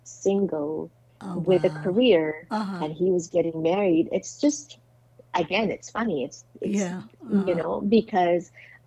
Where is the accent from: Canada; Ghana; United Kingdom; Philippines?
Philippines; now in United States; my, I guess, impact as a Filipino